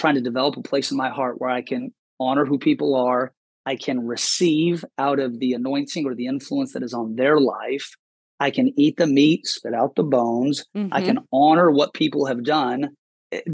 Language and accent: English; Seattle, Washington, United States; I grew up in Seattle